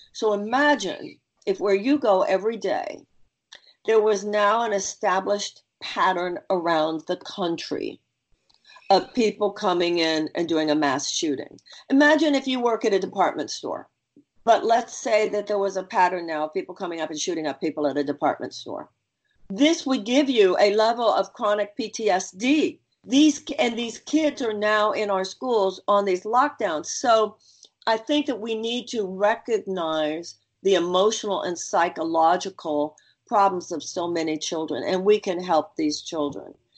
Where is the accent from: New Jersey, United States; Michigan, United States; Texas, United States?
Texas, United States; Houston; I come from Houston, Texas. Not only do I come from Houston, I was born and raised there